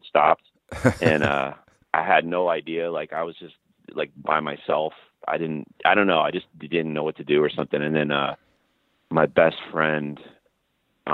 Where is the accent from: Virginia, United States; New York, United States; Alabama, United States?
New York, United States; Long Island; moved away as an adult; I lived on Long Island in New York until I was about 18